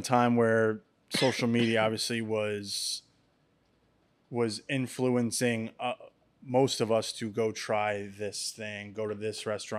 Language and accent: English; Lake Hopatcong, New Jersey, United States; Where I grew up on Lake Apacon in New Jersey.